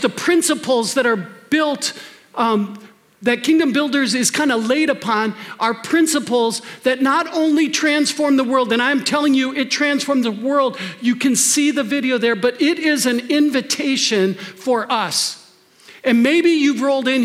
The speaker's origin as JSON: {"language": "English", "region": "Wisconsin", "country": "United States", "tie": "born or raised there", "moved": "yes", "lives_now": "Minnesota, United States", "said": "I grew up in Wisconsin"}